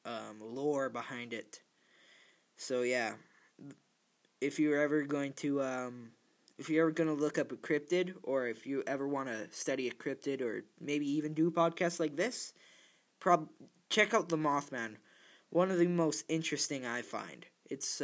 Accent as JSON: {"language": "English", "country": "Canada", "said": "I'm Canadian"}